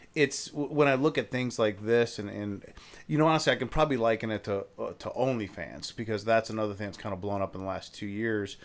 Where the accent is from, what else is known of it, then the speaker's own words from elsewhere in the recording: Ohio, United States; I'm from Ohio